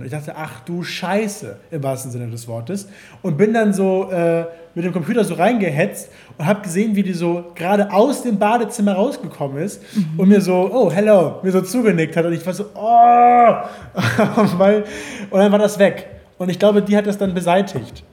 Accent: Hamburg, Germany; ich komme doch, ich komme aus Hamburg. Ich komme aus Hamburg

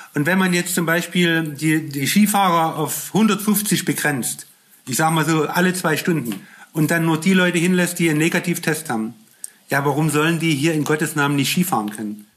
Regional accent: Germany

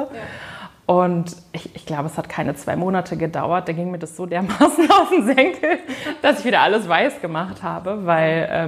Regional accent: Lower Saxony, Germany; Nein, ich komme aus dem Landkreis Peine, also so 25 Kilometer von hier, aus einem kleinen Dorf.

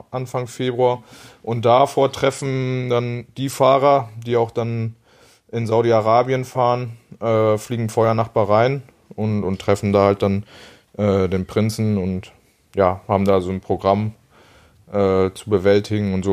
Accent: Bocholt, North Rhine-Westphalia, Germany; Aber klar, gebürtig komme ich natürlich aus Bocholt.

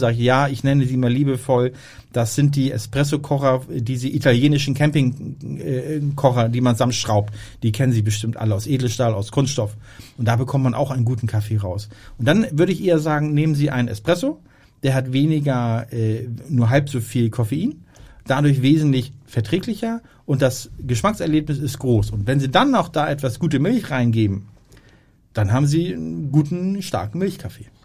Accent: Hamburg, Germany; weil wir als Hamburger äh, haben dort keinen Zugriff.

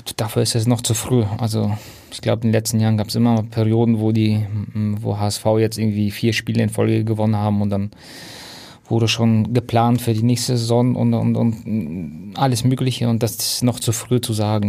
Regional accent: Hamburg, Germany; moved away; also born or lived in Munich; Ich bin ja Hamburger und bin zwar auf Umwegen über München dann wieder nach Hamburg gekommen.

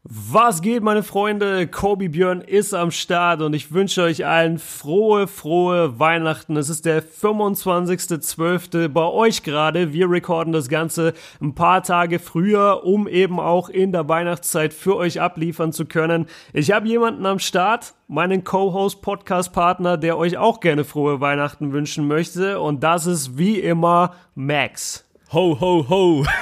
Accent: the South, Southern Germany, Germany; now in Ruhr area, Germany; bei uns im Süden

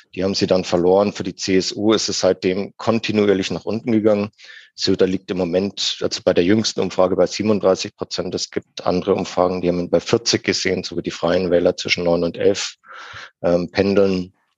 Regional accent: Franconia, Bavaria, Germany; now in Munich, Germany; im Herzen bin ich immer Franke. Das wird man auch nicht

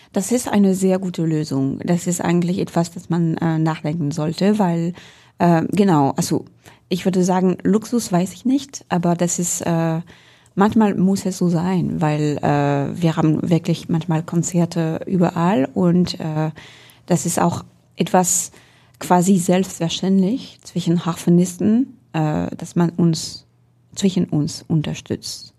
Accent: Orléans, Centre-Val de Loire, France; German is a second language; now in Hamburg, Germany; ich bin zwar in Orléans geboren

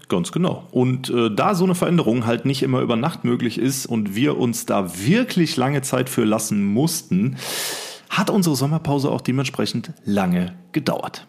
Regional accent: Rhein-Sieg-Kreis, North Rhine-Westphalia, Germany; wir kommen aus dem Rhein-Sieg-Kreis, sind hier beheimatet

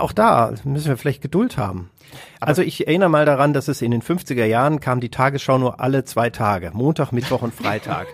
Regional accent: Kassel, Hesse, Germany; now in Essen, Germany; ich bin in Kassel aufgewachsen

